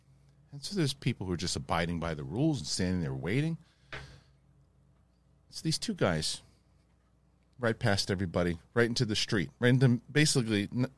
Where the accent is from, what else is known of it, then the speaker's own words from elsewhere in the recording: East Coast, United States; I'm from the East Coast.